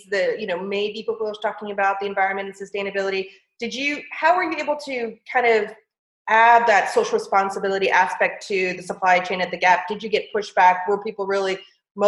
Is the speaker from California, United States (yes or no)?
yes; California, United States; I grew up in California